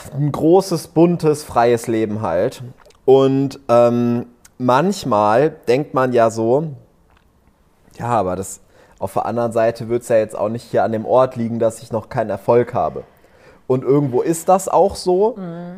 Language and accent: German; Lower Rhine village near Düsseldorf, North Rhine-Westphalia, Germany; moved away as an adult; also born or lived in Vienna, Austria; now in Cyprus; wenn mich einer fragt, wo kommst du her, sage ich aber trotzdem immer, ich bin in Düsseldorf aufgewachsen